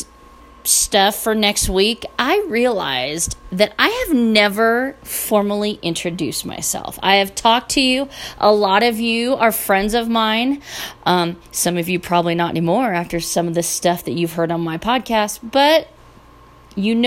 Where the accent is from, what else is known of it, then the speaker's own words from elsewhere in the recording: Northern California, United States; I was born and raised in Northern California.